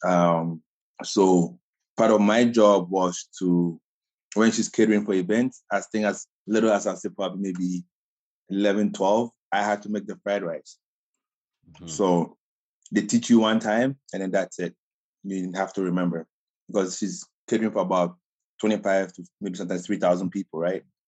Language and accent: English; Ghana; accent: Ghana accent; moved away as an adult; I grew up in Ghana